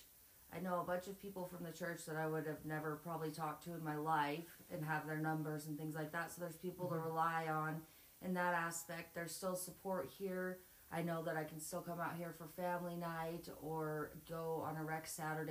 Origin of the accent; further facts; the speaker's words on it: Montana, United States; I'm 27. Was born and raised in Montana.